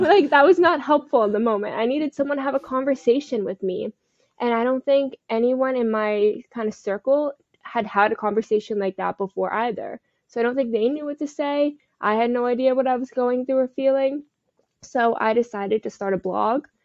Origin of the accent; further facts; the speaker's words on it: Parkland, Florida, United States; also born or lived in Fort Lauderdale, Florida; I am from South Florida. I grew up in Parkland, and currently I live in Fort Lauderdale